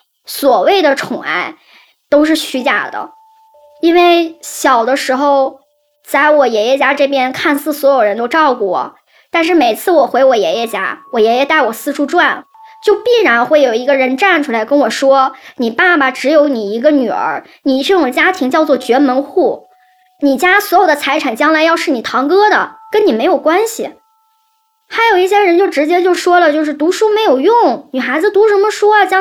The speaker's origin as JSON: {"language": "Chinese", "region": "Northeast China", "country": "China", "said": "我们东北这边叫大爷"}